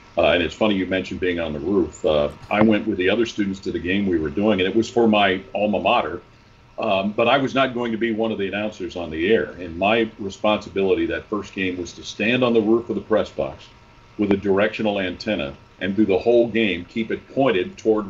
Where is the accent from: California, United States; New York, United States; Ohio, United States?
Ohio, United States; Cincinnati; I grew up in Cincinnati